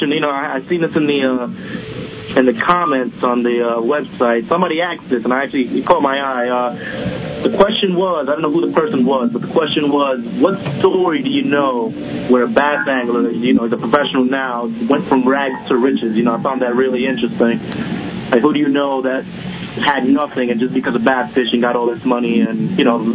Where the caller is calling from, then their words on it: New York City, New York, United States; New York City.